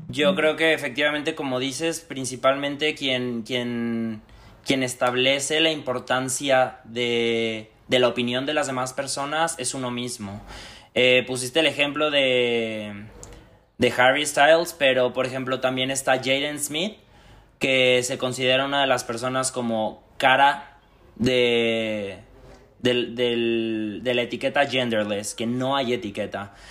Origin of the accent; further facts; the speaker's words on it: Aguascalientes, Mexico; moved away as an adult; now in Madrid, Spain; Soy del estado de Aguascalientes, pero ya llevo dos años viviendo en Madrid